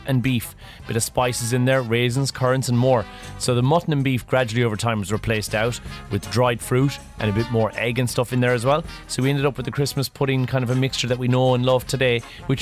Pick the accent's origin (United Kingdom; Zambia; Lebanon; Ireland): Ireland; I grew up in Ireland